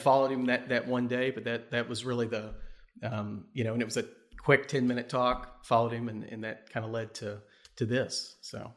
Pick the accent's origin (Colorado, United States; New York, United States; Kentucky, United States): Kentucky, United States; Bardstown; Born and raised in Kentucky, um, from Bardstown, grew up on a, a cattle and tobacco farm in, in Bardstown